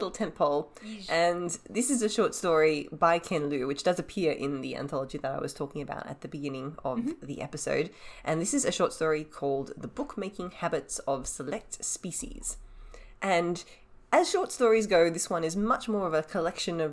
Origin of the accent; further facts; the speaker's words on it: Australia; as an Australian